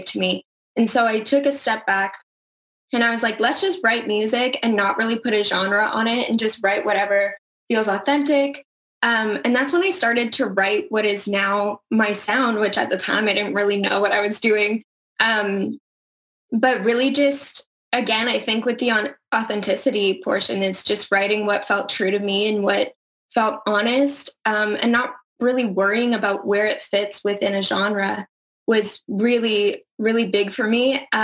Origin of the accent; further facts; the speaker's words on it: Calgary, Alberta, Canada; moved away as an adult; Born and raised in Calgary